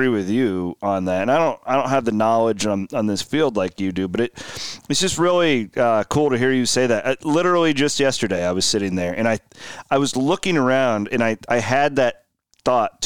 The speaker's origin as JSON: {"language": "English", "area": "near Villisca", "region": "Iowa", "country": "United States", "tie": "born or raised there", "said": "Growing up near Villisca"}